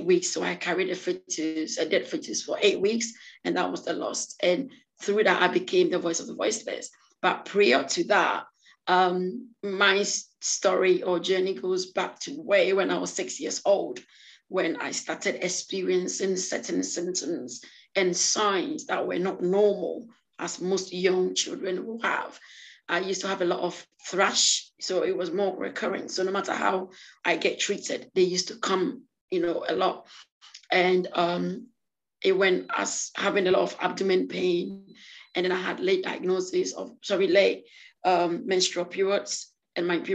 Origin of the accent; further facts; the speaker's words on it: France; also born or lived in Ghana; now in United Kingdom; I was born in Ghana and I grew up in France and I live in the UK now.